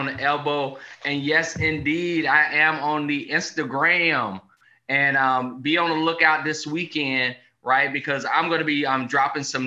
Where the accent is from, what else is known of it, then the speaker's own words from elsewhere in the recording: the South, United States; growing up in the South